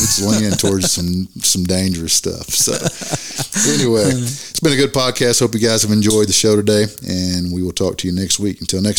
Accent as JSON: {"language": "English", "area": "Bible Belt", "region": "Southern United States", "country": "United States", "said": "But you got to remember, we're from the Bible Belt."}